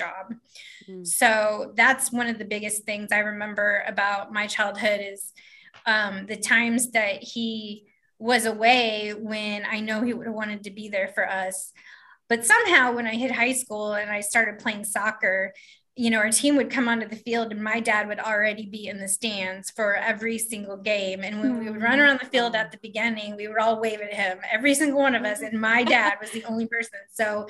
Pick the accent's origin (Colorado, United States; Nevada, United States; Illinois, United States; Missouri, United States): Missouri, United States; Kansas City; I grew up in the Northland in Kansas City, Missouri